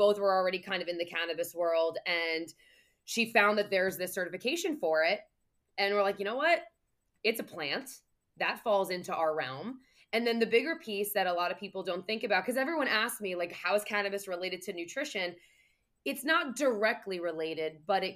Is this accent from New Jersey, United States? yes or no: yes; New Jersey, United States; I'm from Jersey